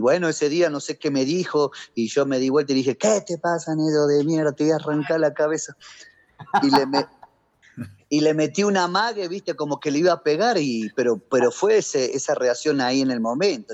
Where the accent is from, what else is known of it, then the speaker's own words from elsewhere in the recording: Argentina; moved away as an adult; now in Bogotá, Colombia; son cosas que te enseñan de chiquito allá en Argentina, ¿me entendés? Y bueno, yo acá cuando llegué